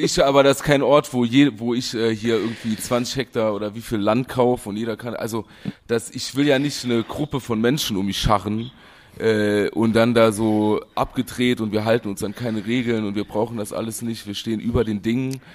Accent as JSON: {"language": "German", "country": "Germany", "said": "ich bin Deutscher"}